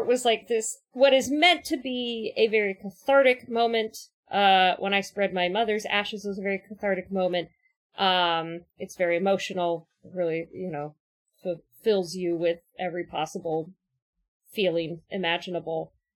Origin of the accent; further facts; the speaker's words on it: Orange County, California, United States; I grew up in Orange County